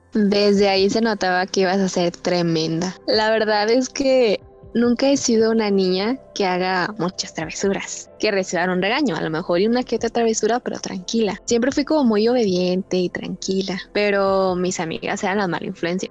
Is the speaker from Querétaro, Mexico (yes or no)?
no; Guadalajara, Jalisco, Mexico; Aquí en Guadalajara Estamos acostumbrados